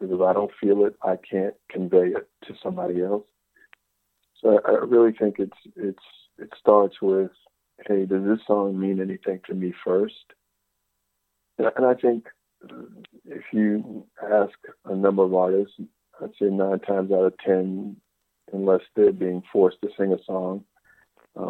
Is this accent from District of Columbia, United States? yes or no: yes; Washington, District of Columbia, United States; also born or lived in Indianapolis, Indiana / Virginia / Maryland; I was born and raised in Washington, D.C.